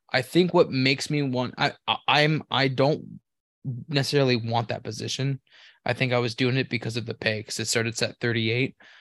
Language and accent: English; California, United States; moved away; I'm from California too. I used to work for P G and E.